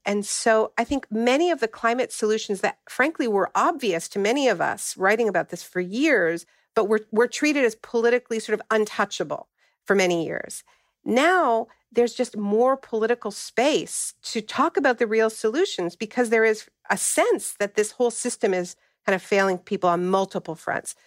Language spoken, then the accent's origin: English; Canada; moved away; also born or lived in California; I'm originally from Canada